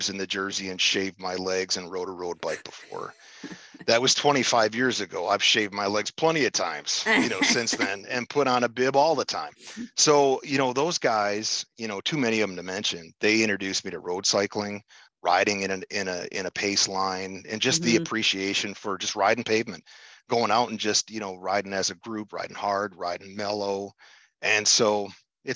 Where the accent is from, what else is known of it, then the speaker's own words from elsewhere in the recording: Upper Peninsula of Michigan, United States; moved away as an adult; also born or lived in Kalamazoo, Michigan; I was born and raised in the Upper Peninsula of Michigan, in the UP.